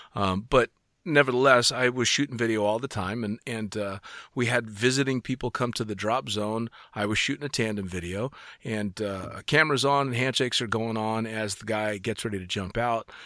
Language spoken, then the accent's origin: English; United States; being an American